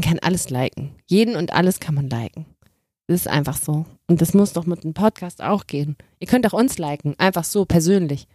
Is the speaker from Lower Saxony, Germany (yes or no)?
no; Cologne area, North Rhine-Westphalia, Germany; Ich komme aus dem Umland von Köln. Ich bin da aufgewachsen.